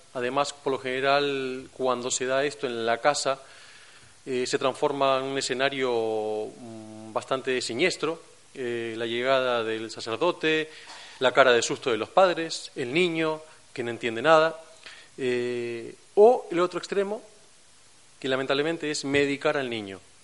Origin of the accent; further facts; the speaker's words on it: Buenos Aires, Argentina; accent: Argentine; moved away as an adult; now in Cantabria, Spain; por mi acento, se habrán dado cuenta, soy argentino, de, Buenos Aires. Eh, hace cinco años que trabajo y vivo aquí en España